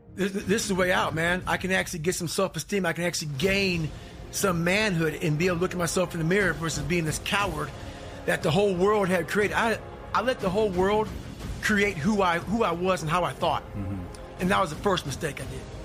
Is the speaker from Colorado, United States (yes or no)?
no; Indiana, United States; also born or lived in Buffalo, New York; I grew up in a small town called, you know, in, in, in Indiana